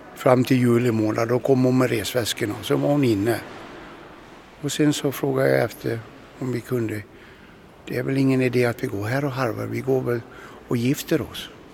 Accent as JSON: {"language": "Swedish", "region": "Dalarna County", "country": "Sweden", "tie": "born or raised there", "also_born_or_lived": "Katrineholm", "moved": "as an adult", "said": "Jag växte upp i Dalarna på 1956"}